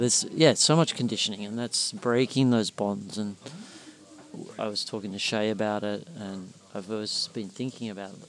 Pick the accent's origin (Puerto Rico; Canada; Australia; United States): Australia; being an Australian male. Like dance is not part of our culture, or it certainly wasn't when I grew up.